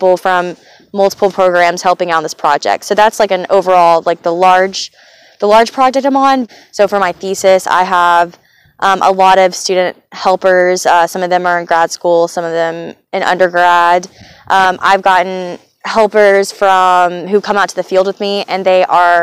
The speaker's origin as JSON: {"language": "English", "town": "Johnson City", "region": "Tennessee", "country": "United States", "tie": "born or raised there", "moved": "yes", "said": "I'm from Johnson City, Tennessee. I grew up there."}